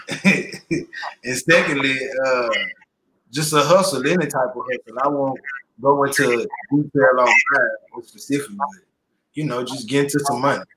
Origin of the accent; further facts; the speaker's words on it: Grenada, Mississippi, United States; also born or lived in Columbus, Mississippi; I was most definitely raised in Grenada, Mississippi